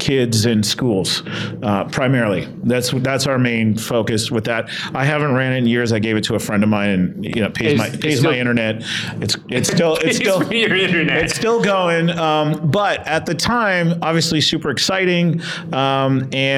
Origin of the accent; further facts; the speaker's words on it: Windsor, Ontario, Canada; also born or lived in Detroit area; growing up in Windsor, Canada, which is on the border of Detroit